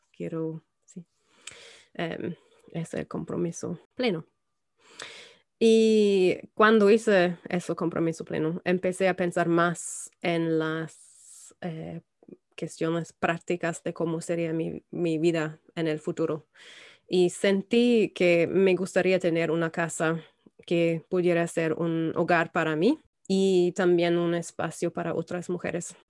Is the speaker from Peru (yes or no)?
no; Germany; Spanish is a second language; moved away as an adult; also born or lived in London; now in Belfast, United Kingdom; crecí en Alemania y viví eh, allá hasta los 22 años.